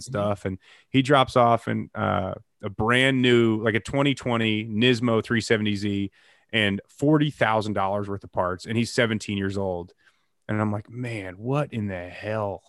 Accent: Chicago, Illinois, United States; moved away; I'm from the Chicagoland area originally

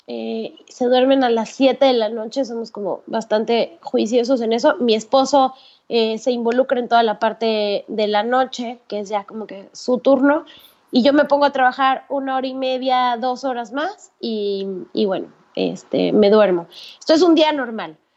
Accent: Mexico; moved away as an adult; now in Panama

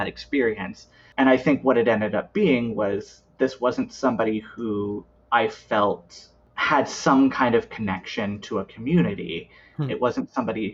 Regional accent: Iowa, United States; We have a bar in Des Moines, which is about 2 hours from my hometown and about 3.5 from where I live now

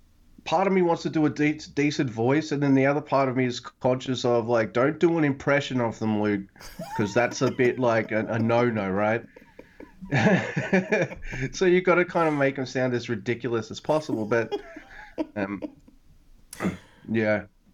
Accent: Kanagawa, Japan; I found some amazing places in my hometown area around... Fuck. Kanagawa.

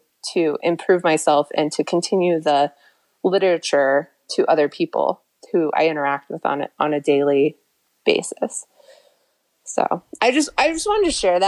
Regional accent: New Mexico, United States; I grew up in New Mexico

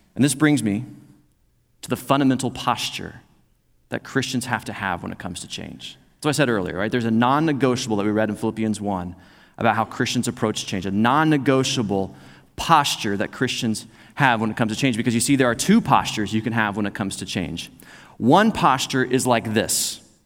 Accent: Joplin, Missouri, United States; moved away; also born or lived in Oklahoma; we started contacting folks back in Missouri because I was from Joplin

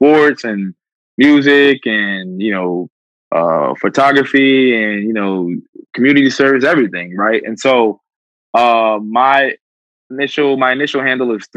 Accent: Plainfield, New Jersey, United States; the street that I grew up on in Plainfield, New Jersey.

